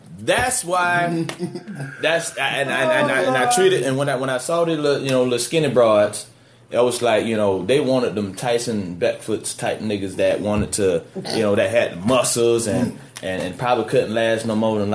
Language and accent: English; South Florida, United States; I'm from South Florida